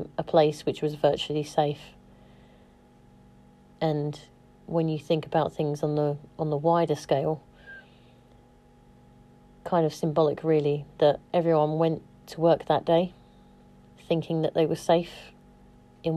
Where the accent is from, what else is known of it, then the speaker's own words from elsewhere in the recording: United Kingdom; now in London, United Kingdom; as a British person